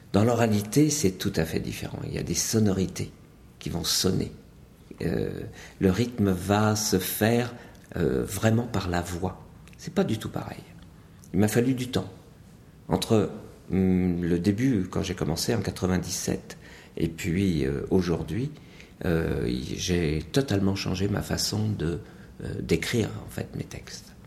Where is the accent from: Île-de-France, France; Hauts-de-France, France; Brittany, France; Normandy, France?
Brittany, France; Montagnes Noires; d'où je viens, c'est clair, c'est simple, c'est net, c'est la de Bretagne. C'est de Bretagne dans une petite région qu'on appelle euh, les Montagnes Noires, située 30 km au nord de l'Orient.